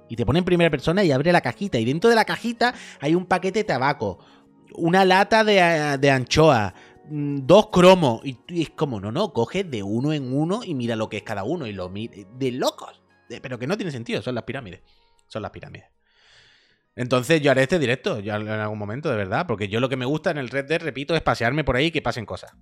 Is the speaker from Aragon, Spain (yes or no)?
no; Campo de Gibraltar, Andalusia, Spain; del campo de Gibraltar, de mi tierra